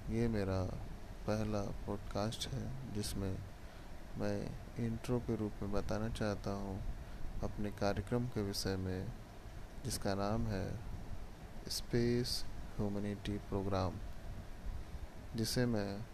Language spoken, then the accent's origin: Hindi; Bihar, India; मैं भारत में बिहार राज्य का रहने वाला हूँ